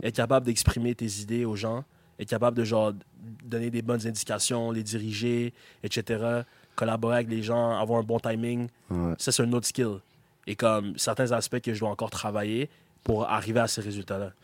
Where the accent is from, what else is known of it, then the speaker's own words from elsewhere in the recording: Gatineau, Quebec, Canada; je suis québécois. Ouais. Like, c'est, genre, j'ai grandi ici, je suis québécois